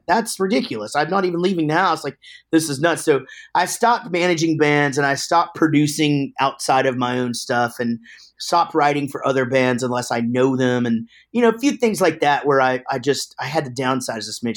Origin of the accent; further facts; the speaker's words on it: Wichita Falls, Texas, United States; also born or lived in Denton, Texas; we're from Wichita Falls, but, uh, after we started the band, we moved down to Denton